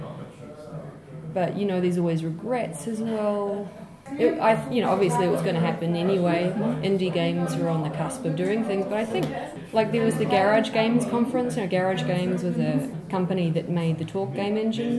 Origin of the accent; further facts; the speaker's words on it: New Zealand; also born or lived in Australia; now in France; I'm actually originally from New Zealand, but my working life has been in Australia and France, and I live in France now.